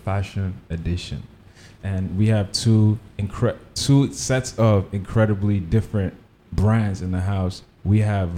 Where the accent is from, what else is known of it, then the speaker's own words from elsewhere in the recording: Nigeria; I'm from Nigeria